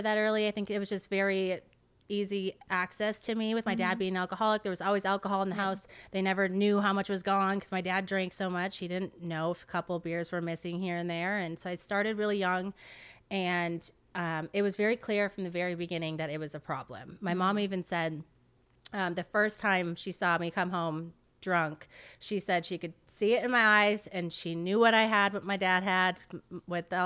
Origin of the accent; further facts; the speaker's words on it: Wisconsin, United States; moved away as an adult; now in California, United States; Born and raised in Wisconsin for 22 years.